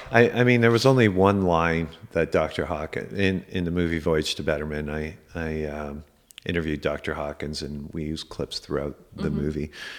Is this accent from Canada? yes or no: yes; Canada; like a popular wellness center in the city I grew up in Canada.